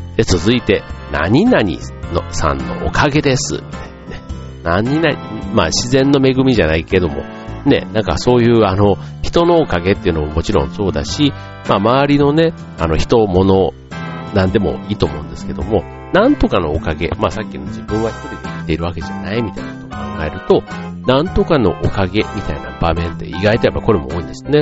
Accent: Osaka, Japan; accent: Osaka dialect; moved away; 僕、関西、ね、大阪出身

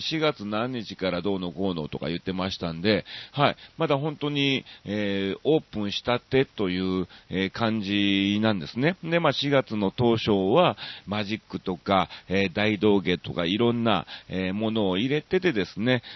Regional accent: Osaka, Japan; 僕は大阪市の、えっと、えー、コノハナ区っていう区なんですね

